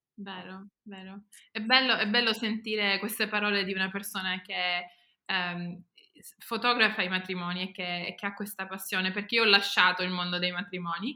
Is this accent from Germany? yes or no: yes; Germany; also born or lived in England; now in United Kingdom; io non sono cresciuta in Italia, io sono cresciuta in Germania